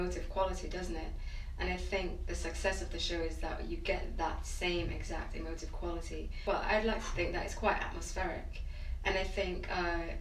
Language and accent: English; Jamaica; moved away; I'm from Jamaica, I was born in Jamaica and I grew up there